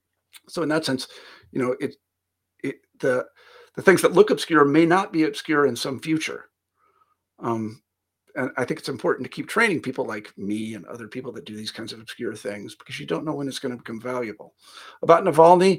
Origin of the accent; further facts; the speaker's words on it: Kansas, United States; moved away; also born or lived in Iowa; I'm from Kansas originally, not exactly a hotbed of academia